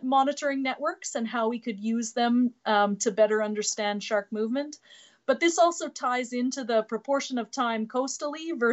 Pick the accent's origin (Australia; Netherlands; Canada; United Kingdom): Canada; Manitoba; moved away; I'm from Manitoba. I came to the ocean specifically.